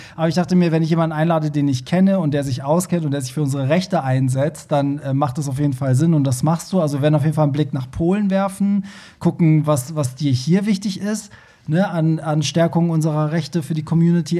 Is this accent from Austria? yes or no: no; Iran; now in Germany; Also ich, ich komme ja also aus dem Iran